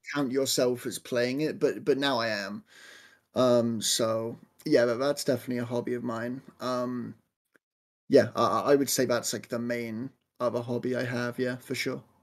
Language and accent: English; Southampton, South East England, United Kingdom; I am from Southampton in, uh, the United Kingdom in England.